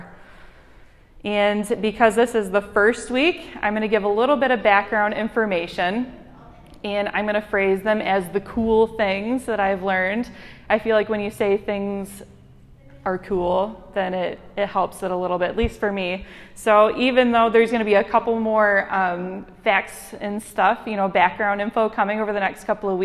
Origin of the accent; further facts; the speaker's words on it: Michigan, United States; accent: Michigan; my Michigan accent